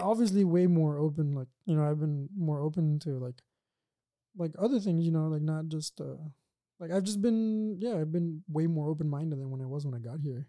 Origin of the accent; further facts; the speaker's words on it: Brownsville, Texas, United States; now in Los Angeles, United States; I'm from South Texas